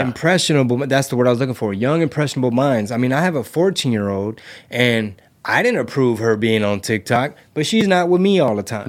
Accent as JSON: {"language": "English", "country": "United States", "tie": "born or raised there", "said": "growing up in the United States of America"}